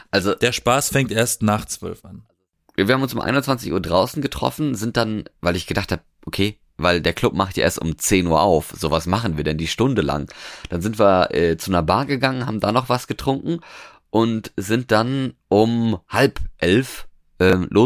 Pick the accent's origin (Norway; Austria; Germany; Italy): Norway; ich bin ja jetzt in Norwegen quasi aufgewachsen